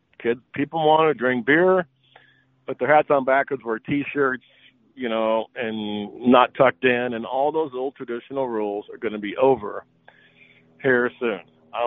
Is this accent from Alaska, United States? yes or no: no; Dallas, Texas, United States; now in Phoenix, United States; I know I live in Phoenix, but the only tournament I kind of go to and hang out, I'm from Dallas.